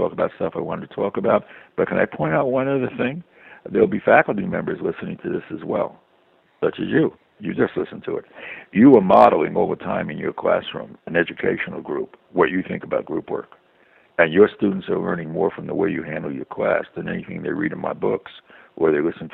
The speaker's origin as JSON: {"language": "English", "town": "New York City", "region": "New York", "country": "United States", "tie": "born or raised there", "said": "me growing up in Brooklyn, which I would call Brooklyn strong culture"}